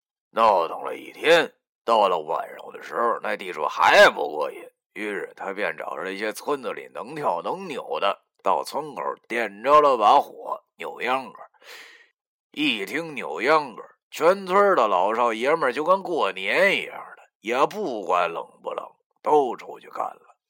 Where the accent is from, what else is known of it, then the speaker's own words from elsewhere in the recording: Longjiang, Heilongjiang, China; 就像我的家乡龙江，龙江人出了名的虎，没办法，因为穷啊。贫穷导致了我们的彪悍，当然还有朴实不装假。